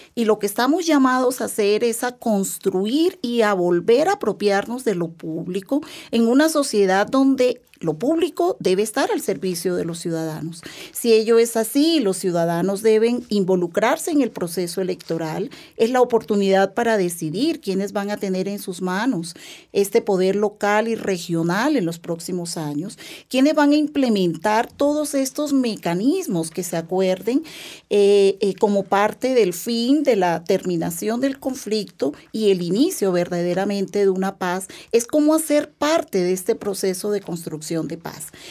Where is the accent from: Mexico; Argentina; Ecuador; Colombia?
Colombia; nosotros como colombianos